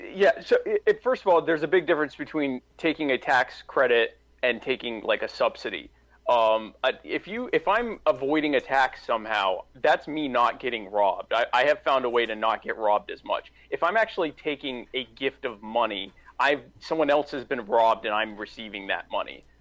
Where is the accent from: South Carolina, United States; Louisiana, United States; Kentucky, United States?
South Carolina, United States; I'm from South, so I live in South Carolina Nikki Haley was my governor